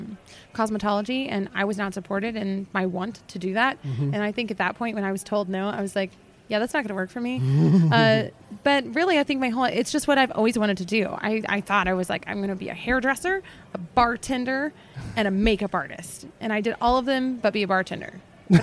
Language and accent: English; Shawnee, Oklahoma, United States; moved away; I'm originally from a small town called Shawnee, Oklahoma.